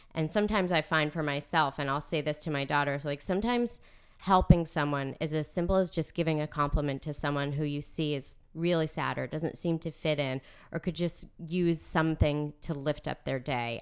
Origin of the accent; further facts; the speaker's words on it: North Andover, Massachusetts, United States; also born or lived in Providence; I am from North Andover. I grew up here out on Chestnut Street